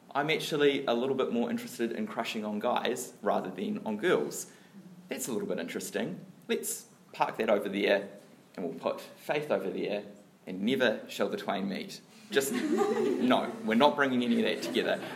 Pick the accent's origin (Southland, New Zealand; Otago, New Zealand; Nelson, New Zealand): Otago, New Zealand; Dunedin; I grew up down south in Dunedin